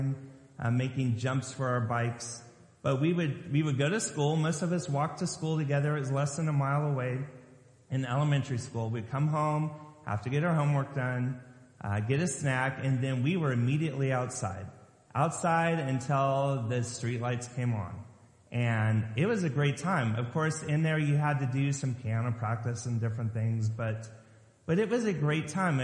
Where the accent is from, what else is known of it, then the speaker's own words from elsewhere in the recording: Lompoc, California, United States; moved away as an adult; now in Maryland, United States; Growing up in Lompoc, California, just south of Vandenberg Air Force Base